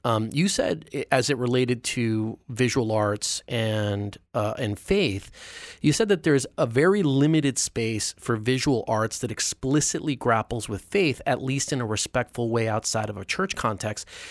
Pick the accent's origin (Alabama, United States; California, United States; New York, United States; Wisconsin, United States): New York, United States; as a New Yorker